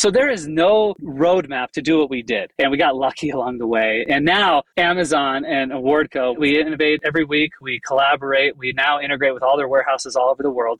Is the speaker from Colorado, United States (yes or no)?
no; Chicago, Illinois, United States; I grew up in the Chicago area